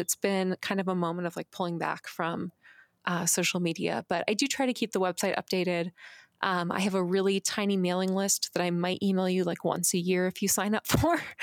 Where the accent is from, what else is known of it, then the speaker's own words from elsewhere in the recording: Phoenix, Arizona, United States; I grew up in Phoenix